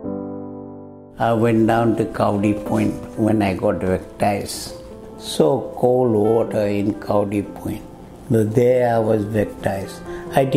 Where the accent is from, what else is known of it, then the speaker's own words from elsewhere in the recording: Fiji; moved away; I'm from Fiji Island. They call me FBI. A Fiji born Indian.